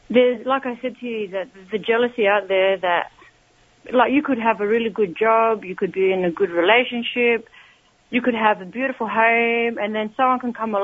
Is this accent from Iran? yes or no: no; Adelaide, South Australia, Australia; now in Melbourne, Australia; because I'm originally from Adelaide, here in Australia. I live now in Melbourne.